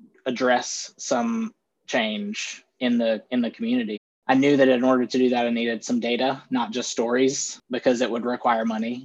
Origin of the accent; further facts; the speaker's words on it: Greenville, South Carolina, United States; also born or lived in Shelby, North Carolina / Gaffney, South Carolina; we lived primarily in Greenville my whole life, and I moved around a couple of times. I haven't lived anywhere outside of upstate South Carolina